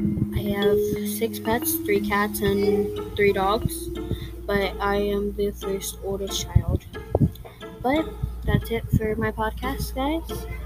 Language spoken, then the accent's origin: English; San Angelo, Texas, United States; born there; I am 10 years old, but I was born in San Angelo